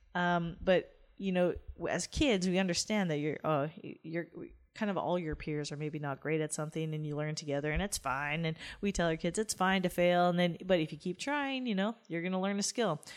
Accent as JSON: {"language": "English", "country": "Canada", "said": "as a Canadian"}